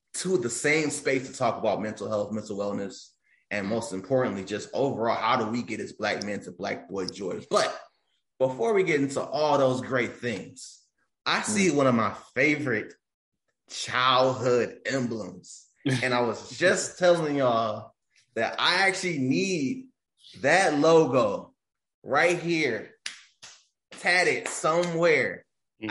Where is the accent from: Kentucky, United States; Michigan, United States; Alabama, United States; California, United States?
Michigan, United States; Detroit; also born or lived in Farmington, Michigan; I grew up near East Warren